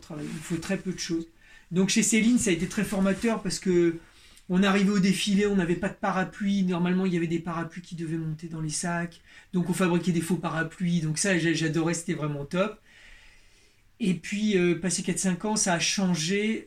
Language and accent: French; Berry, Centre-Val de Loire, France; moi, je suis de la campagne, moi, je viens du Berry, du centre de la France